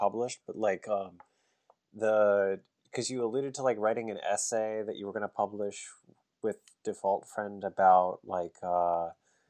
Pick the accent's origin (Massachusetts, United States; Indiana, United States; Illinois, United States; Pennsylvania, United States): Pennsylvania, United States; York County; I grew up in Pennsylvania, in York County, Pennsylvania